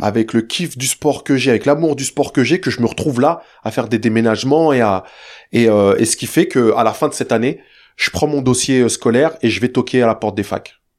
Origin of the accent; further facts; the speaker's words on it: Saint-Cyr-l'École, Île-de-France, France; also born or lived in Le Chesnay, Yvelines; ensuite, on déménage euh, quand je suis très jeune dans la ville de Saint-Cyr, pas loin de Versailles, petite cité HLM.